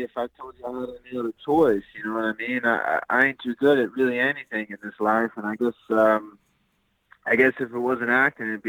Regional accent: Wilkes County, North Carolina, United States; moved away as an adult; now in Atlanta, United States; I'm originally from Wilkes County, North Carolina

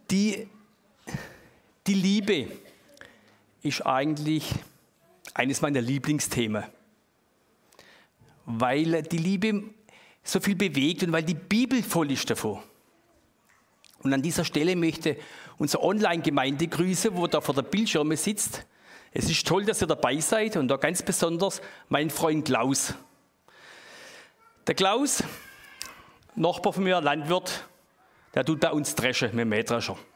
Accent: Baden-Württemberg, Germany; Das ist halt bei uns im Schwabenland, haben wir die kleinen Äcker

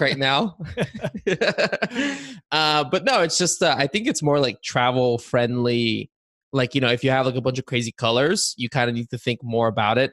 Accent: Bulgaria; now in United States; I was born in Bulgaria

